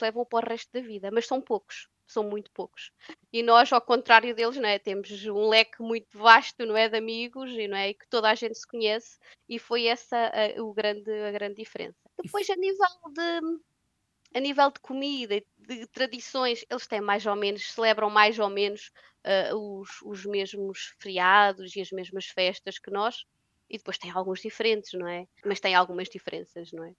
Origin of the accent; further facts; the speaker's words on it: Portugal; moved away as an adult; now in Aarhus, Denmark; eu nasci em Portugal